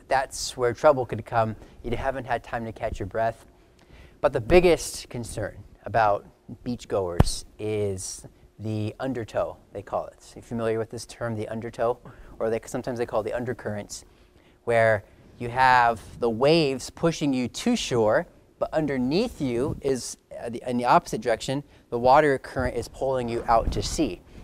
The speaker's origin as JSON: {"language": "English", "region": "California", "country": "United States", "tie": "born or raised there", "said": "growing up in California"}